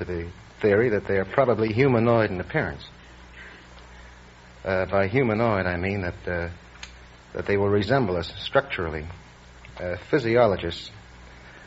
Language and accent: English; New York City, New York, United States